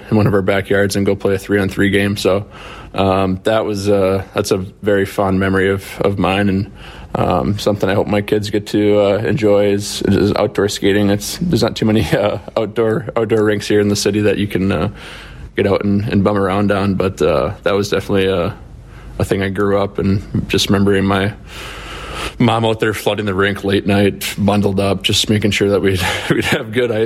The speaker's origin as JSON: {"language": "English", "country": "United States", "said": "being American"}